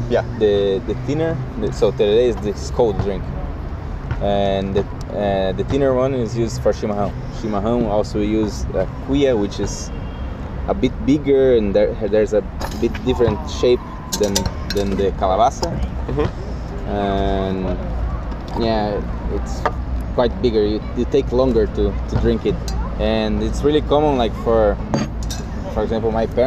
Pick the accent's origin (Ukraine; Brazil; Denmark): Brazil; Paraná; my family, the family of my father, they're all gauchos from Rio Grande do Sul. Wow. But my, but I was born in Paraná state, so uh, next to the border with Paraguay and Argentina.